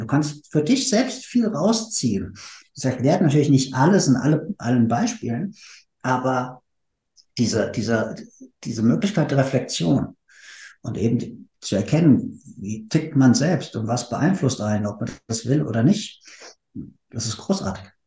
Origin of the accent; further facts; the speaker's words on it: Frankfurt, Hesse, Germany; now in Berlin, Germany; ich komme aus der Frankfurter Ecke.